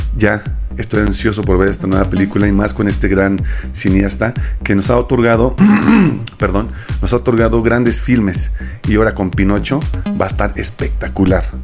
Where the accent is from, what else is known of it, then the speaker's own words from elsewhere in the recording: Mexico; nosotros como mexicanos